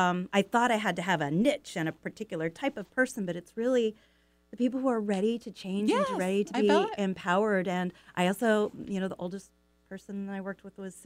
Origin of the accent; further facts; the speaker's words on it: California, United States; moved away as an adult; also born or lived in Issaquah, Washington; now in Sammamish, United States; So now I live, in the Trossachs area, so it's just, a few blocks away. But what I grew up in California, but I moved up here 38 years ago.